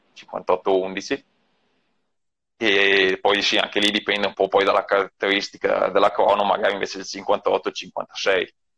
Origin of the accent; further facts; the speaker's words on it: province of Mantua, Lombardy, Italy; io ho visto una corsa qua nel mio paese quando avevo sei anni